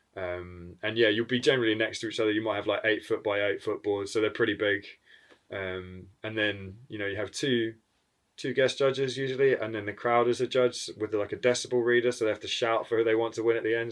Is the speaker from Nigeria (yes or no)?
no; New Zealand; moved away; I'm from New Zealand originally, and then so I go back to that side of the world quite regularly